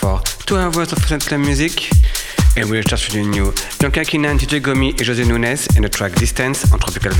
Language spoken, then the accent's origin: English; Paris, Île-de-France, France; I'm from Paris.